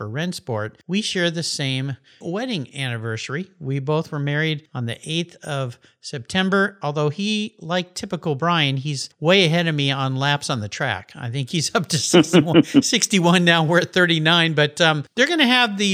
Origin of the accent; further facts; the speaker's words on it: San Diego, California, United States; a friend that I grew up with in La Jolla